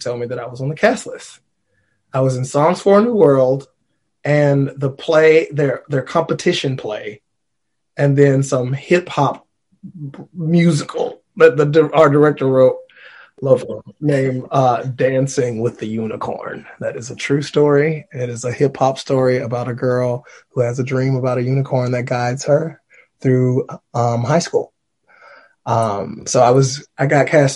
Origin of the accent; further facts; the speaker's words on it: Alabama, United States; I'm from Alabama.